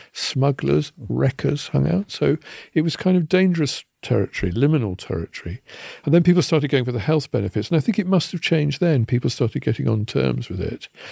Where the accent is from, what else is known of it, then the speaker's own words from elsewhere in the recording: Kettering, East Midlands, United Kingdom; When I was growing up in Kettering, Shoetown